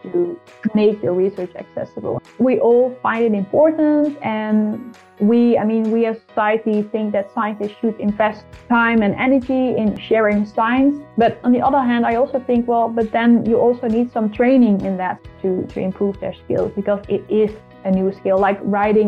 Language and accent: English; Netherlands; first language Dutch; English is a second language; I'm from the Netherlands